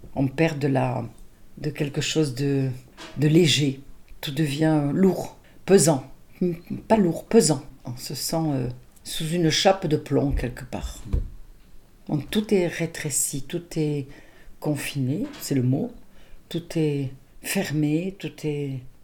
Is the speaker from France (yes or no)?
yes; Nice, Provence-Alpes-Côte d'Azur, France; moved away as an adult; now in Arville, France; je suis de Nice, je suis d'une famille de Nice